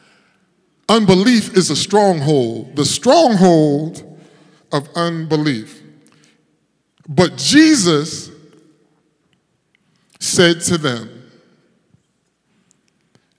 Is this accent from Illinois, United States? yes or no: no; Paterson, New Jersey, United States; moved away; also born or lived in North Carolina; I grew up in Patterson